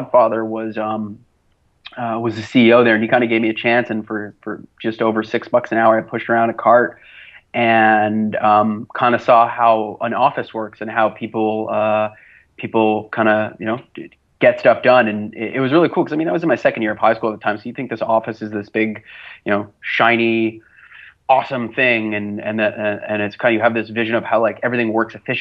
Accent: Montreal, Quebec, Canada; I'm actually from Montreal, Canada. I was born and raised here, lived all 29 years of my life here

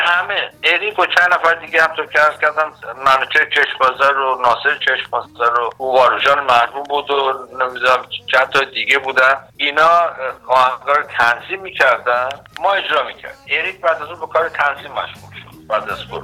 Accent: Iran; moved away as an adult; also born or lived in Los Angeles; now in Canada; من سال 1981 از ایران

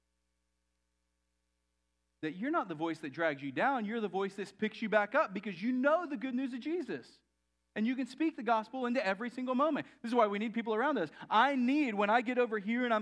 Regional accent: Texas, United States; I grew up in Texas.

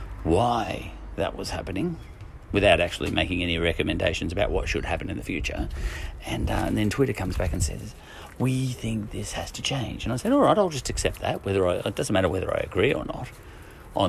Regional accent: Ireland; as an Irishman

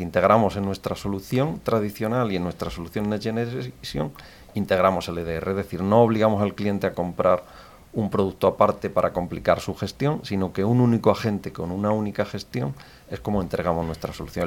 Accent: Pegalajar, Andalusia, Spain; Yo nací en Pegalajar, es un pueblo de, Jaén, de la comarca de Sierra Mágina.

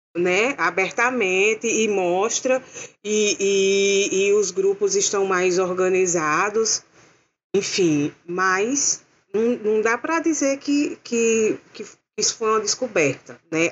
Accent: interior of Paraíba, Brazil; eu sou natural do interior da Paraíba, eu nasci assim, mais perto do Ceará do que de João Pessoa

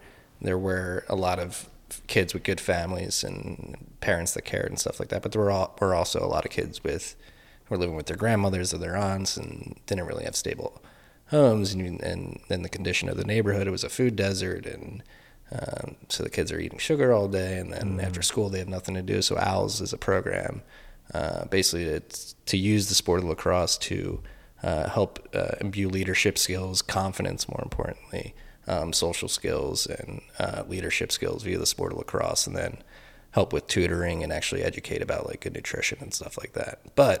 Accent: Philadelphia, Pennsylvania, United States; accent: Philly; That's my Philly accent.

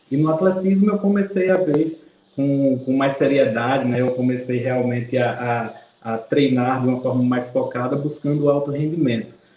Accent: Campina Grande, Paraíba, Brazil; sou aqui de Campina Grande, Paraíba. Tenho 38 anos.

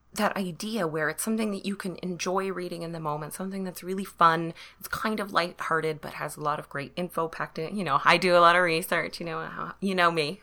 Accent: Canada; I am Canadian

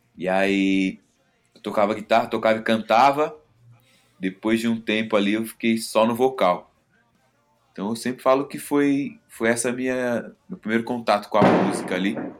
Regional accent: São Paulo, Brazil; eu sou da Vila Maria

